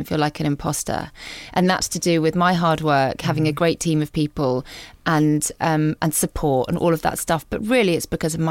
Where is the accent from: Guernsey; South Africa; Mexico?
Guernsey; moved away as an adult; the whole time I was growing up on Guernsey